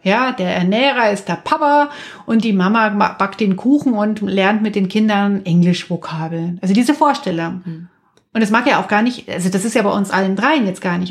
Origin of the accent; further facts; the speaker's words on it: near Munich, Bavaria, Germany; in der Kleingartensiedlung, in der ich aufgewachsen bin in Nahmünchen